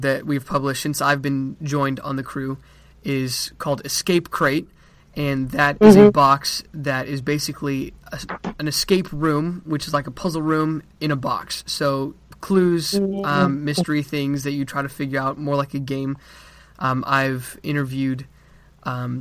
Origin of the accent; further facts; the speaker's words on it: Colorado Springs, Colorado, United States; moved away as an adult; now in Texas, United States; I am from Colorado Springs, Colorado, but I'm currently in Texas getting my bachelor's degree